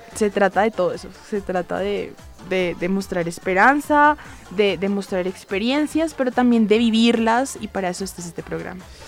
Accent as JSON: {"language": "Spanish", "country": "Colombia", "said": "como ciudadanos en acción, como grupo de acciones públicas, como colombianos y como estudiantes"}